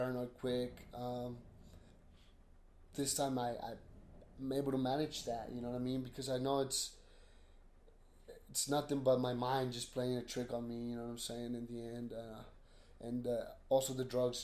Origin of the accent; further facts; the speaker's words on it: 33rd South and 9th East, Utah, United States; also born or lived in Sandy, Utah; 33rd South and 9th East. There's a little school right there.